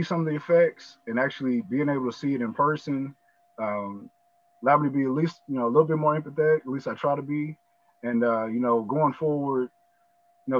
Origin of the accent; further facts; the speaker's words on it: Kentucky, United States; also born or lived in Texas / Arkansas; now in Tulsa, United States; I'm originally from Kentucky, so I'm kind of on that Bible Belt